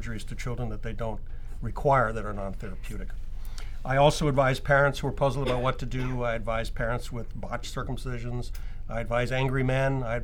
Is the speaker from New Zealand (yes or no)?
yes; New Zealand; now in Seattle, United States; I'm actually a New Zealander by birth